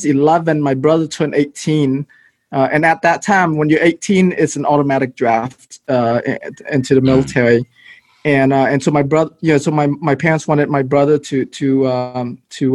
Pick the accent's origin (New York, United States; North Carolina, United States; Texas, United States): Texas, United States; Houston; also born or lived in Malaysia / Philippines; came to Houston when I was 12 years old.